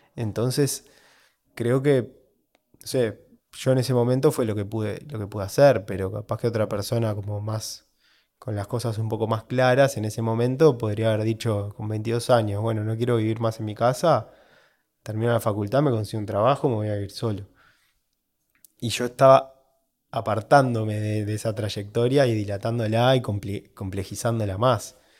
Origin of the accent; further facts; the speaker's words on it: Uruguay; soy de Uruguay